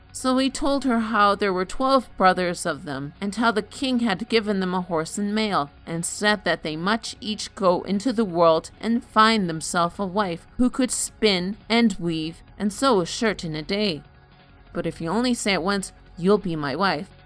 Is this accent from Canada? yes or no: yes; Canada; I am Canadian